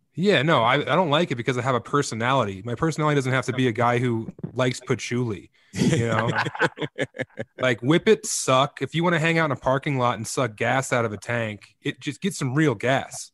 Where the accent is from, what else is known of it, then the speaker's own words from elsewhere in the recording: Eastern Plains, Colorado, United States; moved away as an adult; also born or lived in Denver / Ithaca, New York / Las Vegas; I'm born and raised in Colorado, man. Uh, you know, on the Eastern Plains out there